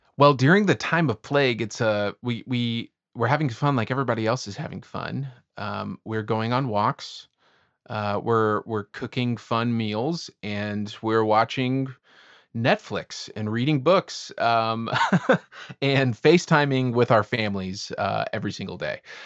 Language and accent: English; Lake Jackson, Texas, United States; moved away as an adult; also born or lived in Austin, Texas / College Station, Texas; now in Washington, D.C., United States; I'm from Lake Jackson, Texas